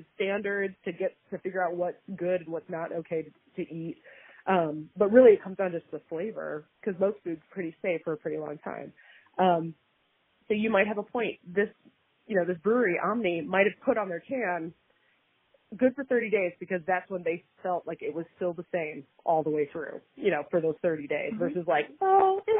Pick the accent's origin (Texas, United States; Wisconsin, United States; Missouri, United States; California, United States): Wisconsin, United States; I'm from Wisconsin